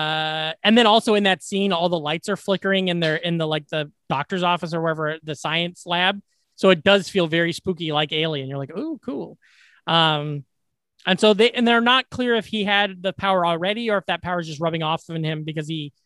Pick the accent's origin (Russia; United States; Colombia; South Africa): United States; as a American or an English speaking American, I'm not as used to those names